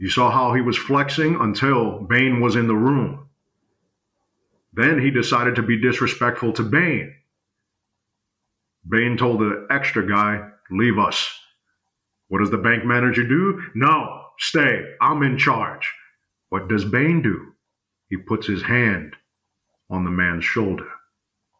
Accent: New York, United States; I come from New York. I come from the environment that they say, fuck the next man, I gotta eat

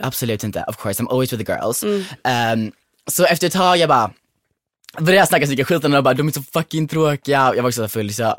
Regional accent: Kullavik, Halland County, Sweden; jag var med mina kompisar hemma i Kullavik

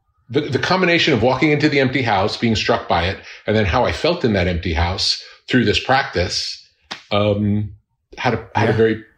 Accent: Long Beach, New York, United States; moved away as an adult; now in California, United States; Long Island, Long Beach.

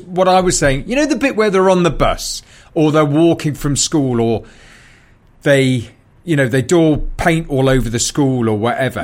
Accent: Newcastle upon Tyne, North East England, United Kingdom; moved away as an adult; also born or lived in London; I grew up in Newcastle

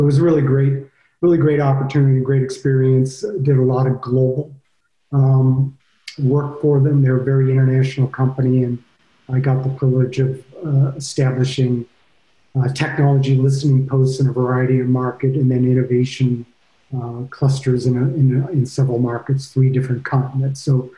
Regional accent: Ohio, United States; also born or lived in Boston, Massachusetts / Michigan; I was born in Boston, Massachusetts. I went to high school in Ohio, and then I moved to Michigan.

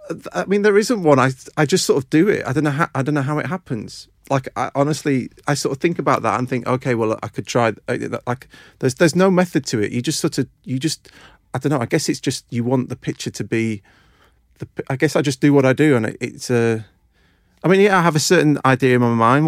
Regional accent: a small village near Doncaster, Yorkshire and the Humber, United Kingdom; moved away; I grew up in, um, a uh, n, uh, n, sort of small village near Doncaster in South Yorkshire

